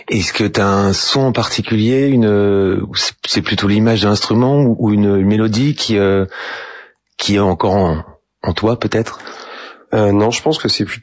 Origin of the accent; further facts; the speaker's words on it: Angers, Pays de la Loire, France; born there; Je suis né à Angers. Euh, je suis né à Angers, euh, à la clinique de l'Anjou, je crois.